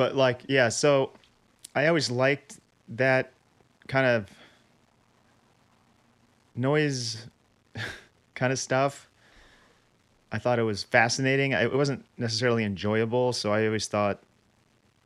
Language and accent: English; Chicago, Illinois, United States; moved away; I'm from Chicago originally